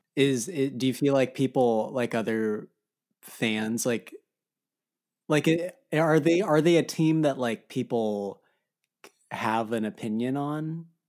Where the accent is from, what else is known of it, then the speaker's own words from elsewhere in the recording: Arizona, United States; I grew up in Arizona